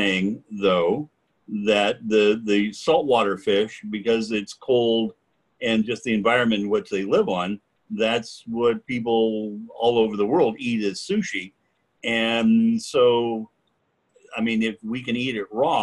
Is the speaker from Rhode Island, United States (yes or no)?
no; Oregon, United States; I grew up in Oregon, and we'd catch spring salmon every spring.